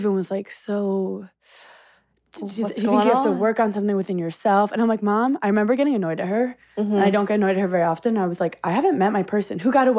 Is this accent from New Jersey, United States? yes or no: no; New York City, New York, United States; I'm from Brooklyn.